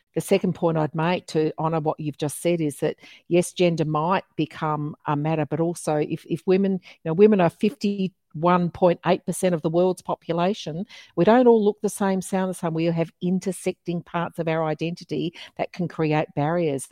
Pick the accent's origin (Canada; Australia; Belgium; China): Australia; Geraldton, Western Australia; now in Melbourne, Australia; my hometown of Midwest Geraldton in, in Midwest Western Australia